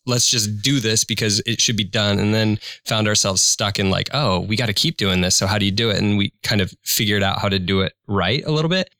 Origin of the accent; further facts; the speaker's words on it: Imperial, Nebraska, United States; I grew up in Imperial, Nebraska